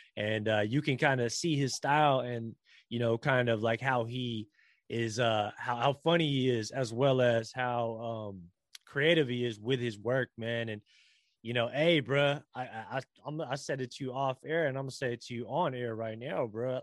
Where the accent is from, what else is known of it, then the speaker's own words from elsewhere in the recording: San Francisco, California, United States; I was born here in San Francisco and the Bay Area and California and in America